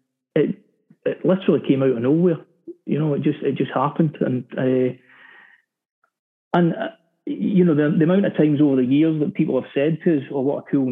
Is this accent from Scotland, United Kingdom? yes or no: yes; Glasgow, Scotland, United Kingdom; in Glasgow, in my hometown